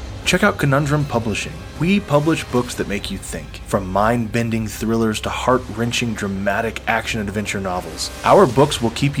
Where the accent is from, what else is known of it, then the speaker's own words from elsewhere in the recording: Texas, United States; And you and I grew up in Texas, man.